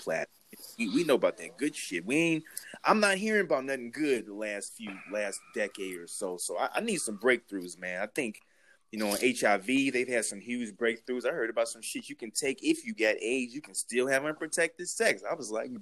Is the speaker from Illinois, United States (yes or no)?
yes; Chicago, Illinois, United States; now in Washington, United States; growing up in Chicago, I mean, I was with 1991. I was 12 years old.